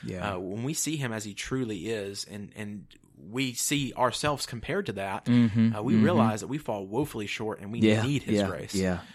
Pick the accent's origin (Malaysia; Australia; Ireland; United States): United States; Tennessee; I'm {S1} from Tennessee, grew up there, grew up a Tennessee fan.